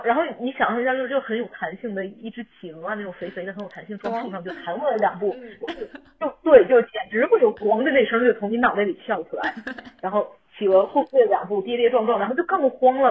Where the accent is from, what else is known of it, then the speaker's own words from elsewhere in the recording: China; 我一个中国人跟一个外国团队在合作